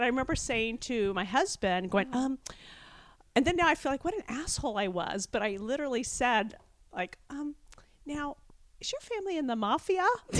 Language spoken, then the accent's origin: English; Kansas, United States; moved away; also born or lived in Los Angeles; I'm from Kansas, but I was living